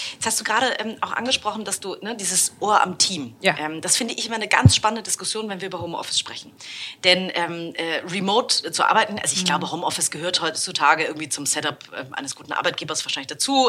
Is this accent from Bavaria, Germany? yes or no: no; Hamburg, Germany; als Hamburgerin